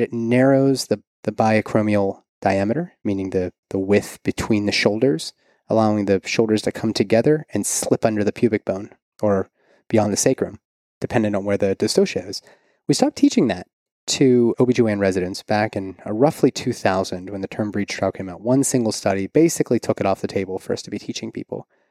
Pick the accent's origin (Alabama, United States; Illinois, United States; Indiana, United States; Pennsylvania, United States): Pennsylvania, United States; Pittsburgh; also born or lived in San Diego; now in Kentucky, United States; It was just outside of Pittsburgh, my hometown